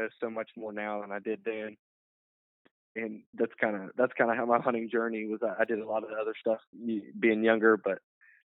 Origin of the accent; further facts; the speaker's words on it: West Virginia, United States; my home state, West Virginia